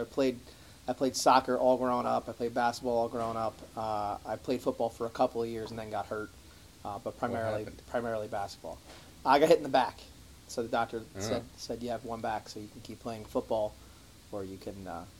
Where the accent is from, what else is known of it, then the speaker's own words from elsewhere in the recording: Montville, New Jersey, United States; I grew up in Morris County. I'm actually a Morris County guy. I grew up in Montville, so not too far away. Town kind of like Madison.